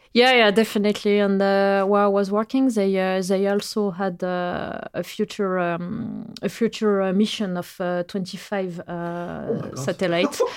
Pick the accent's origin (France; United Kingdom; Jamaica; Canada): France; English is a second language; moved away as an adult; now in Norway; I come from France